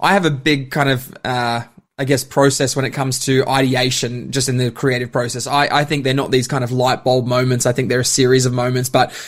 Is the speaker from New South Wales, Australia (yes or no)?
no; Bundaberg, Queensland, Australia; now in Melbourne, Australia; Yeah, I'm a Bundy boy, which is always funny to say that, but I'm definitely Melburnian by choice.